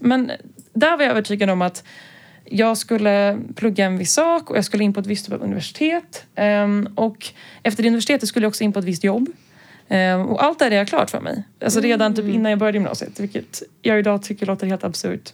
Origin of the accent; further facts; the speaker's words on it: Stockholm, Stockholm County, Sweden; also born or lived in Lund; Jag är här från Stockholm. Eh, men har eh, bott i Lund en sväng när jag pluggade där